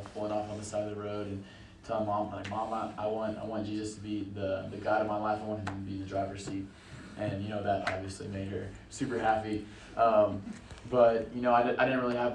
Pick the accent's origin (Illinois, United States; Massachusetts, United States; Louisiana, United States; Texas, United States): Texas, United States; Canyon Lake; also born or lived in Evansville, Indiana; we moved to Canyon Lake, Texas.